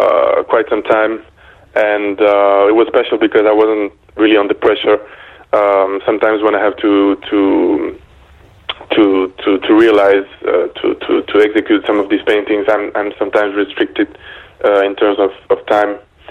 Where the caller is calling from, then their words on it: Belgium; also born or lived in United Kingdom / Paris, France; I'm calling you from Belgium, actually, and not the UK, but it's okay because I stayed in the UK for some time and in Paris, too. So, yeah, but I'm calling from Belgium right now.